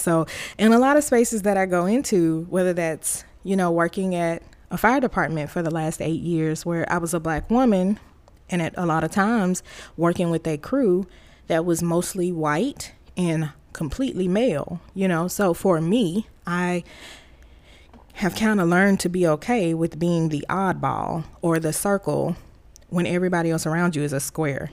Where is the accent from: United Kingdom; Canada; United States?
United States; Tuscaloosa, Alabama; moved away as an adult; I was born and raised in Alabama, Tuscaloosa Road Tide, Big Country, Alabama